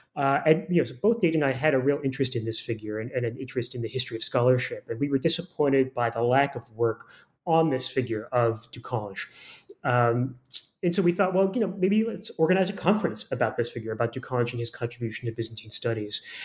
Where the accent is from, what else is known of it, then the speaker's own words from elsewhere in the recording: Florida, United States; moved away as an adult; also born or lived in Massachusetts / Chicago; now in Burnaby, Canada; I grew up in Florida